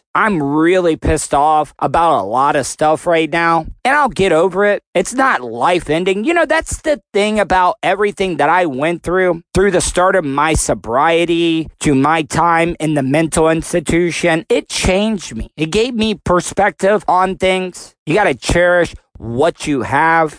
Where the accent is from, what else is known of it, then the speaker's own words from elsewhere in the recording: the South, United States; I was born in the South